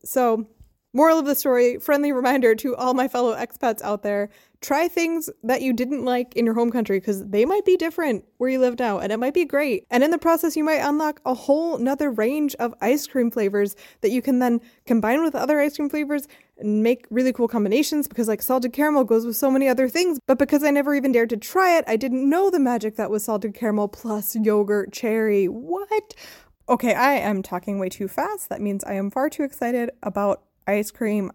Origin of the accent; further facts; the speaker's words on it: United States; moved away; as an American